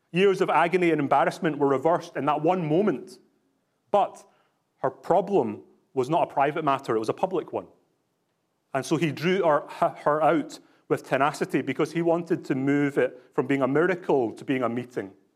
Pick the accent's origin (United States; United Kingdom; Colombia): United Kingdom; Glasgow, Scotland; now in British Columbia, Canada; I was born in Glasgow in Scotland, so I'm not just putting this on